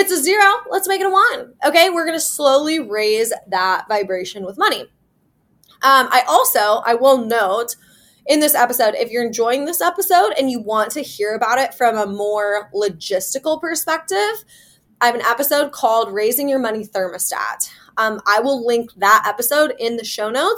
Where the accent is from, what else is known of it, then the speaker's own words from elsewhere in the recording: Iowa, United States; now in Kansas City, United States; I'm from Iowa. I live in Kansas City. My hometown's in Iowa.